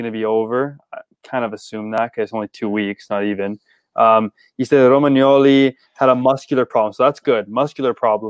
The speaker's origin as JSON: {"language": "English", "country": "St. Vincent & Grenadines", "said": "But I wasn't. I'm from St. Vincent."}